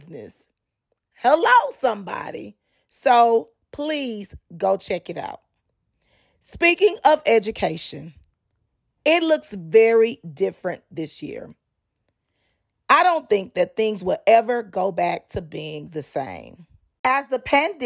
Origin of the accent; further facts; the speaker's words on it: Dallas, Texas, United States; now in Houston, United States; in high school, growing up in Dallas, Texas